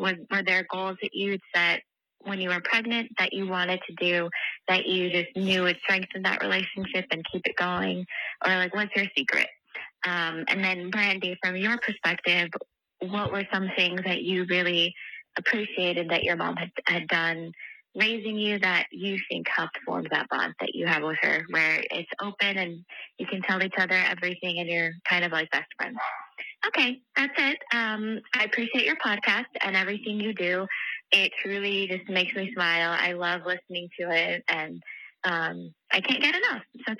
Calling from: California, United States; I'm calling from California.

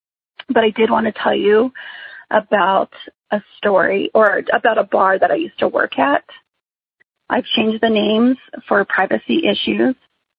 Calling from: New Mexico, United States; I am calling from New Mexico.

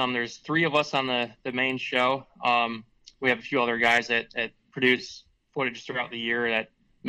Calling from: Michigan, United States; We're calling in from Michigan. We're down here in Alex's place in the Detroit area right now. Yeah, we're about an hour north of Detroit.

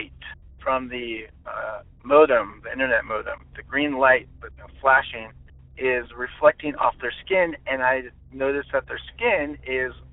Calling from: Orange County, California, United States; I'm calling from Orange County, California

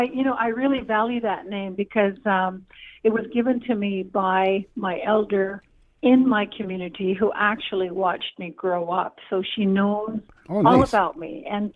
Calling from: Alberta, Canada; It's a winter fest here up in Alberta.

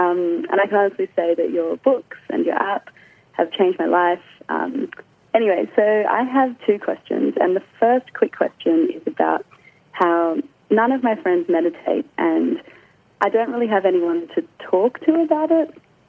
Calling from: Sydney, New South Wales, Australia; I'm calling from Sydney.

